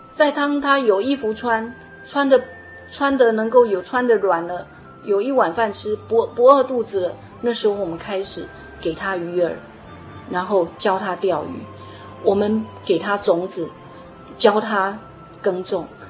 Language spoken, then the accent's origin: Chinese; Taiwan; 我们台湾人